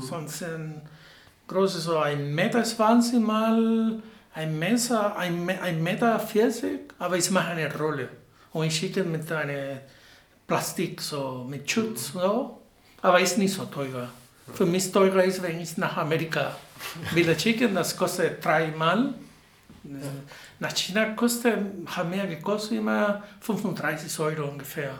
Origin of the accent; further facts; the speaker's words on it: Havana, Cuba; German is a second language; moved away as an adult; now in Marburg, Germany; Ja, ich komme aus Havanna, Kuba